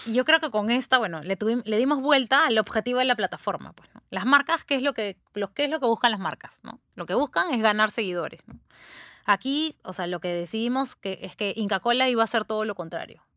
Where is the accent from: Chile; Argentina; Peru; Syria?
Peru; los peruanos somos así